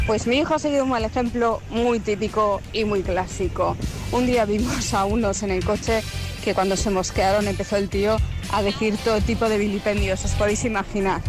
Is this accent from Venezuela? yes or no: no; Extremadura, Spain; moved away; also born or lived in Barcelona; los 16 años en mi tierra, en Extremadura, en la cadena Ser